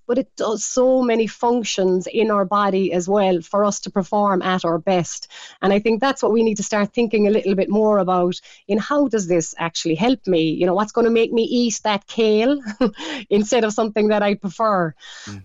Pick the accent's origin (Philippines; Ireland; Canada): Ireland; we're Irish, we love our cabbage